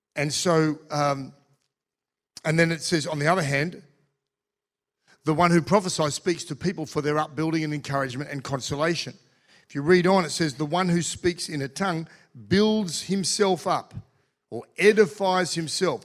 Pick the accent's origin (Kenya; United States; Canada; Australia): Australia; I'm Australian too